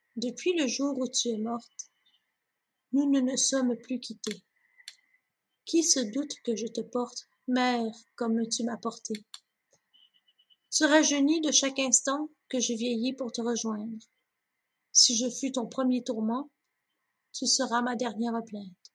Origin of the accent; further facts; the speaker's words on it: 450 North, Quebec, Canada; moved away as an adult; also born or lived in Longueuil / Brossard; now in Waterloo, Canada; pour moi qui venait du 450 Nord, donc Laval, de Montagne, Ocas, Saint-Eustache, c'est tout ce que je connaissais